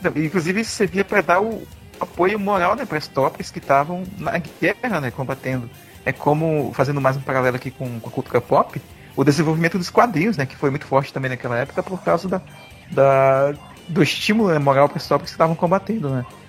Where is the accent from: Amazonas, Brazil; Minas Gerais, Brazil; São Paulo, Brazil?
Amazonas, Brazil; Tefé; moved away; na minha cidade, onde eu cresci, a minúscula de Tefé